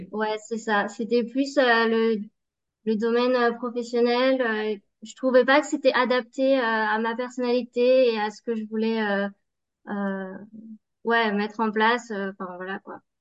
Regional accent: Savoie, Auvergne-Rhône-Alpes, France; moved away as an adult; also born or lived in Baltic states; je suis originaire de la Savoie

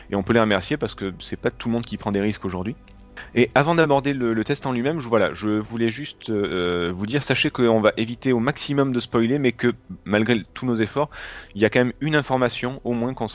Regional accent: New York, United States; born there; mais comme moi je suis, je suis né à New York, tu le sais.

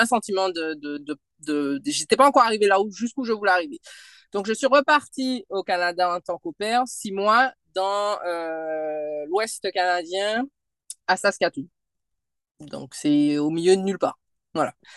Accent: Martinique; moved away; martiniquaise. Euh, je suis née et j'ai grandi en Martinique.

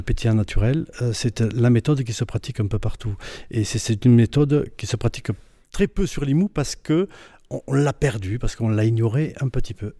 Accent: Roquetaillade, Occitania, France; je suis originaire de Rocotaillade. Je suis né à Rocotaillade. J'ai récupéré la maison familiale euh, là où j'habite actuellement

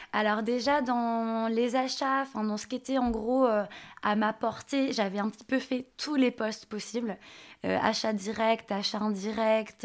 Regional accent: Nantes, Pays de la Loire, France; je viens de Nantes

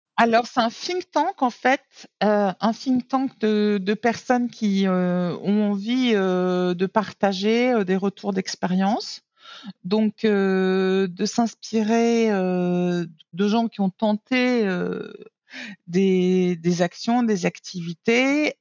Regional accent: Nice, Provence-Alpes-Côte d'Azur, France; moved away as an adult; also born or lived in New York / Germany; now in Bangkok, Thailand; en tant que niçoise et née au bord de la mer de la Méditerranée

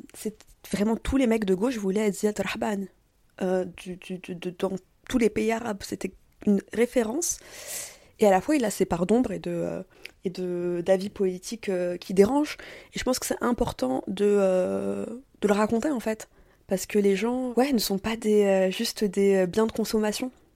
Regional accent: France; also born or lived in Tunisia (parents' origin) / Paris (Belleville, childhood familiarity); moi, je suis née en France, de parents tunisiens

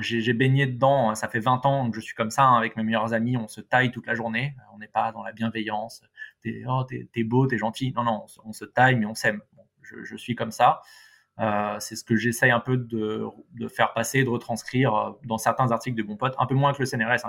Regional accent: Paris, Île-de-France, France; en tant que bon parisien

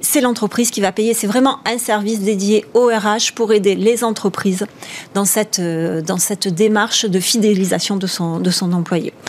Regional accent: the South, south of France, France; accent: southern; j'ai un petit accent du hmm, Sud

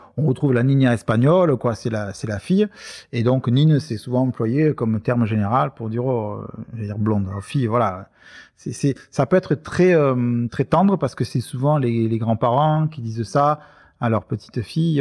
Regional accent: Marseille, Provence-Alpes-Côte d'Azur, France; on est Marseillais

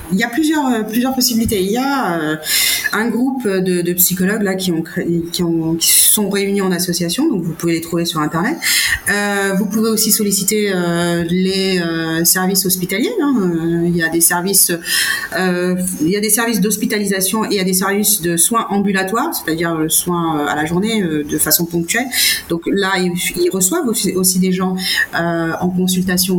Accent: Senegal; j'ai milité pour garder ma nationalité sénégalaise en disant je suis sénégalaise

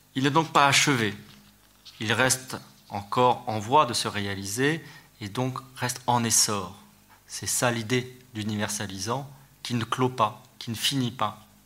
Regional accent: France

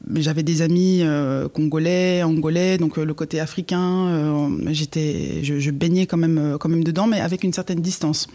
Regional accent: Fribourg, Switzerland; also born or lived in Galați, Romania; je suis aussi fribourgeoise, j'ai grandi donc en Suisse, mais je ne suis pas née en Suisse.

